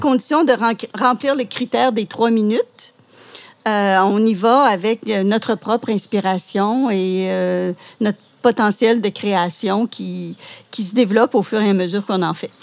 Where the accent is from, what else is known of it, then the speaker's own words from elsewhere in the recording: Laurentides, Quebec, Canada; moved away as an adult; also born or lived in Outaouais; now in Gatineau, Canada; je suis originaire, euh, des Laurentides. Et je suis venue dans la région, comme beaucoup, pour, euh, gagner ma vie